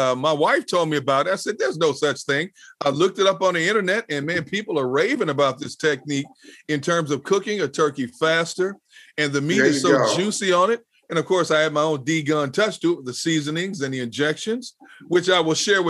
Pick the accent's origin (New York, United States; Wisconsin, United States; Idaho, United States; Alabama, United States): Wisconsin, United States; Green Bay; my hometown Green Bay